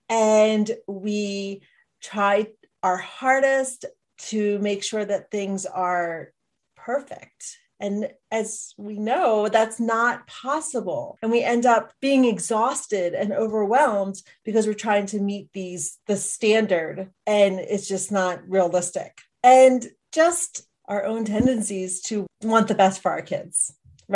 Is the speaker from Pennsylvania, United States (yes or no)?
yes; Philadelphia, Pennsylvania, United States; moved away as an adult; now in Montana, United States; I'm actually an East Coast native though, born and raised in Philadelphia